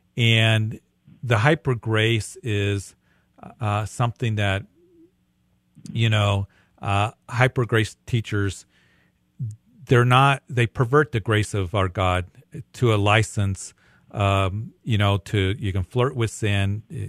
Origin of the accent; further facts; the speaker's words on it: Midwest, United States; I'm from the Midwest, meat and potatoes.